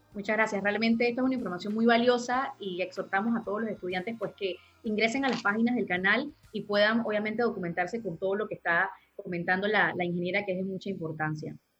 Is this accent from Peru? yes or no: no; Panama; como panameños